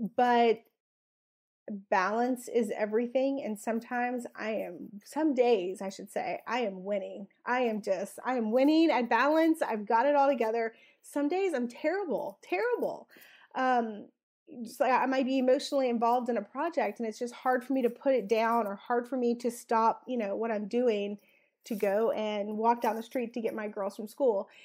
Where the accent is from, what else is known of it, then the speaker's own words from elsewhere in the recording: South Louisiana, United States; I'm originally from South Louisiana